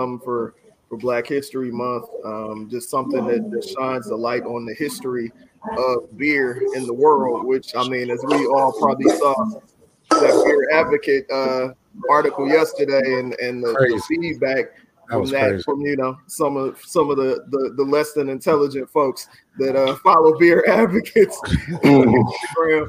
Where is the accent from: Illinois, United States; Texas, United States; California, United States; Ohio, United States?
California, United States; Oakland; I'm from East Oakland.